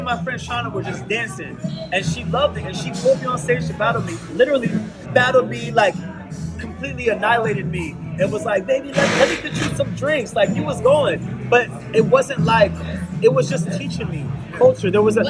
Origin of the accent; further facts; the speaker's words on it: Baltimore, Maryland, United States; because I'm coming from Baltimore, we're like, we're this, and D.C. is like this, so I'm coming from the East Coast.